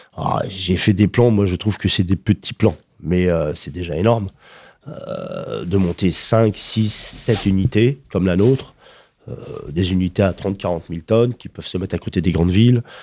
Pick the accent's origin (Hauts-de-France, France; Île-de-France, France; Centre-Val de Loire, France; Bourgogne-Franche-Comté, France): Île-de-France, France; Paris; je suis un Parisien, on est à Paris